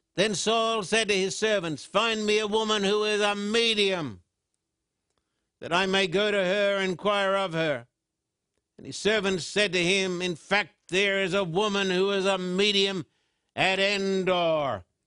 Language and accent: English; Australia; growing up in Australia